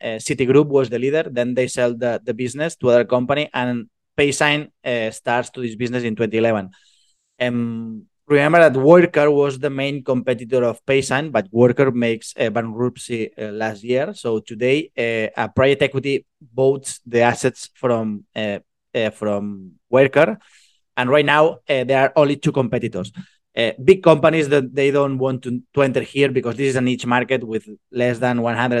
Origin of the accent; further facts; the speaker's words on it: Spain; also born or lived in Barcelona; I'm from Spain. I'm located in Barcelona